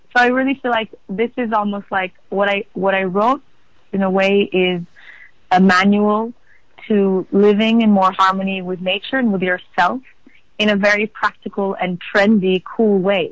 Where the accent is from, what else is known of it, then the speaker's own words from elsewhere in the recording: Portugal; also born or lived in Amsterdam; I was born in Amsterdam, and my mom is from South Africa, and my dad is from Israel. And I was brought up in Portugal